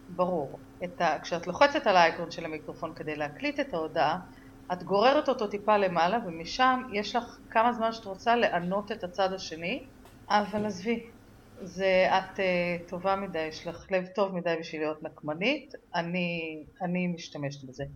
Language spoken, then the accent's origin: Hebrew; Israel; אני גדלתי בקיבוץ